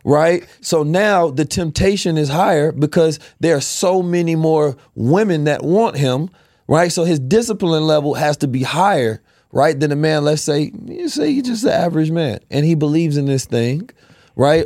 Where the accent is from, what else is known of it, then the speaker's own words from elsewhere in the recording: United States; we grew up in America